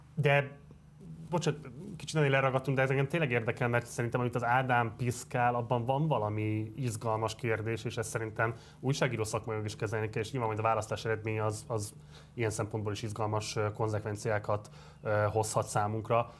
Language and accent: Hungarian; Budapest, Hungary; én a hetedik kerületben nőttem föl, én a városigetben nőttem föl